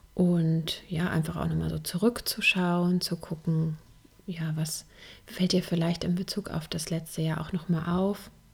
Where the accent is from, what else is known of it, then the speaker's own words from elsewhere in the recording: Germany; hier bei uns in Deutschland